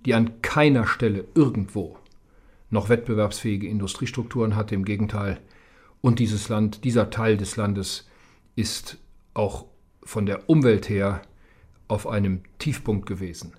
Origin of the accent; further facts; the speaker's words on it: near the Ruhr area, North Rhine-Westphalia, Germany; also born or lived in Saarbrücken; Ich komme aus der Nähe des Ruhrgebietes.